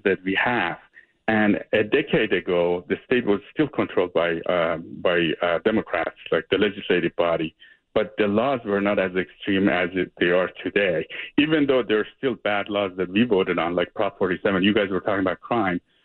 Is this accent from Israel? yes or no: no; Iran; also born or lived in Mexico / China; now in California, United States; I'm from Iran, and I grew up in Iran, lived in Mexico, lived in China.